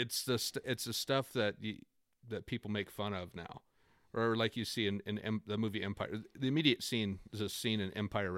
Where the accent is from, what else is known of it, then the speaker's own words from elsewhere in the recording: Okanagan, British Columbia, Canada; that's what it was like growing up in Okanagan with music, it felt like.